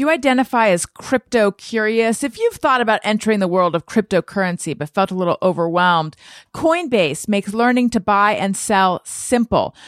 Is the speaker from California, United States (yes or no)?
yes; Orange County, California, United States; moved away; I was raised in Orange County, California